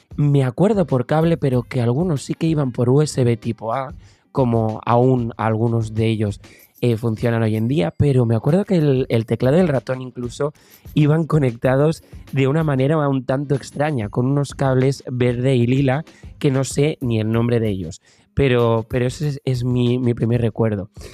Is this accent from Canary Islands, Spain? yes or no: no; Tarragona, Catalonia, Spain; empecé a buscar por mi provincia, que yo soy de Tarragona